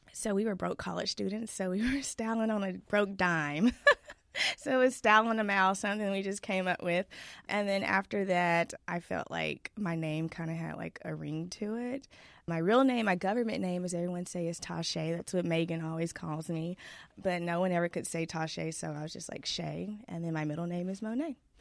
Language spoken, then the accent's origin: English; Duncanville, Texas, United States; also born or lived in Irving, Texas; We moved from Irving, Texas to Duncanville when I was, like, six, and my parents bought a house